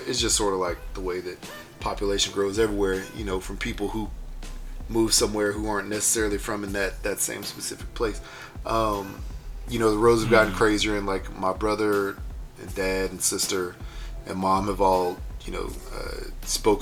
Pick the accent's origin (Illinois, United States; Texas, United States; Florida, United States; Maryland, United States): Texas, United States; Houston; I grew up in Houston, Texas